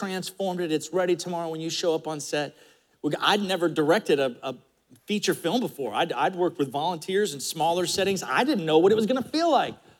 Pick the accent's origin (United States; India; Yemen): United States; Florida; growing up in Florida in the 70s